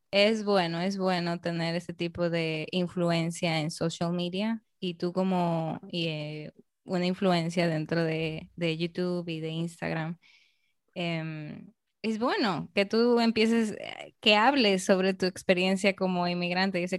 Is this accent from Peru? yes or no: yes; Peru; now in Dominican Republic; Entonces es como yo peruana aquí en República Dominicana, yo estoy siendo eh, una representante de mi país aquí.